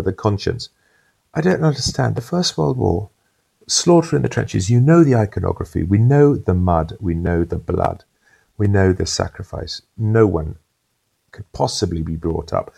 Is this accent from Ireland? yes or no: no; United Kingdom; as a British person